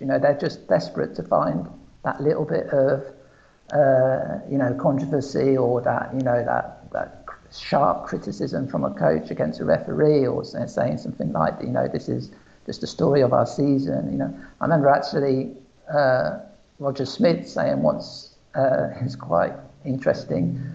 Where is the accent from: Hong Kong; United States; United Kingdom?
United Kingdom; England; moved away as an adult; now in Portugal; I was brought up in England